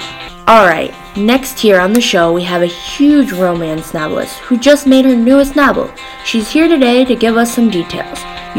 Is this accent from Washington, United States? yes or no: no; Rockford, Illinois, United States; born there; I was born in the United States in the Rockford, Illinois area.